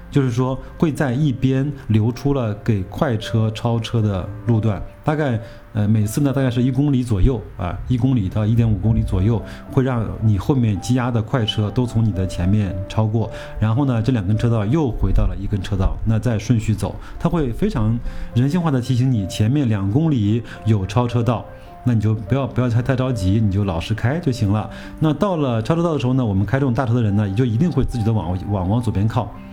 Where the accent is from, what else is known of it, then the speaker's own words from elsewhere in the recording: China; 他知道我们从中国来